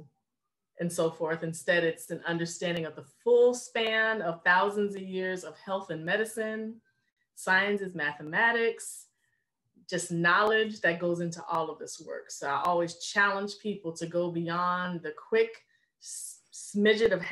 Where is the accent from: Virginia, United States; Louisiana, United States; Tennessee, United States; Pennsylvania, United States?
Virginia, United States; Richmond; moved away as an adult; also born or lived in North Carolina; now in Baltimore, United States; I'm born and raised in Richmond, Virginia